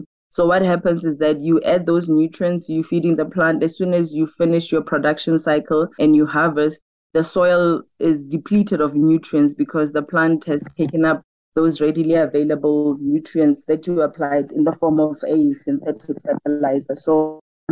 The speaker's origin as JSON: {"language": "English", "town": "Mahikeng", "region": "North West", "country": "South Africa", "tie": "born or raised there", "said": "I'm born and bred in Mafikeng."}